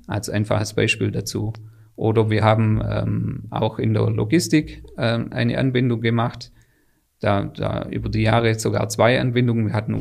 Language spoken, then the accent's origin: German; Swabia, Baden-Württemberg, Germany; Die Firma Wäschekrone an sich kannte ich schon, weil, weil das in meinem Heimatort mhm. einfach mhm. eine, eine Firma ist